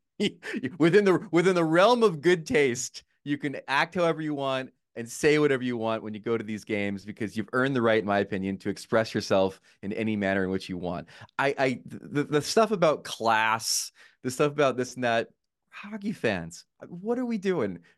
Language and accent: English; New Jersey, United States; I grew up in Jersey